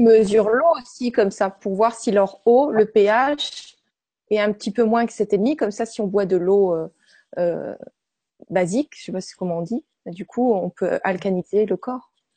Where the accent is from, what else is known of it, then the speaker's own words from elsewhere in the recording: Brittany, France; chez nous en Bretagne